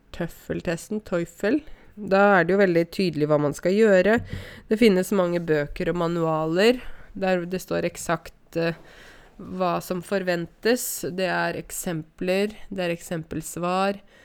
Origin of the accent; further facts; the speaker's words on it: Norway; Ja, jeg er norsk, jeg er nordmann